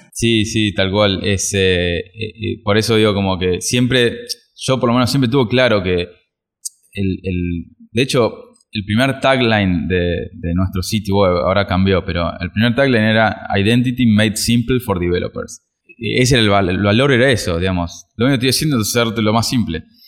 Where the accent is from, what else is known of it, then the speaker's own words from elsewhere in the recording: Argentina; como argentinos